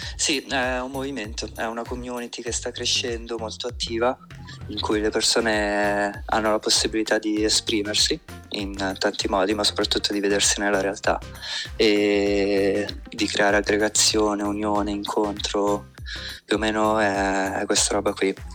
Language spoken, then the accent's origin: Italian; Como, Lombardy, Italy; sono di Como